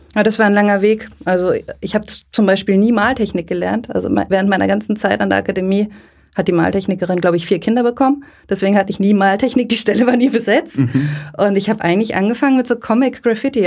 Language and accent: German; Lörrach, Baden-Württemberg, Germany; Ich bin ähm, in der Nähe von Basel in Lörrach groß geworden